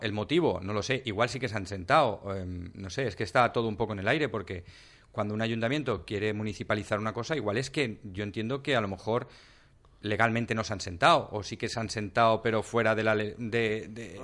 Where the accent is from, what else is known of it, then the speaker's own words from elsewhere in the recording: Catarroja, Valencian Community, Spain; yo soy de Catarroja, yo soy del pueblo, no es que llego de fuera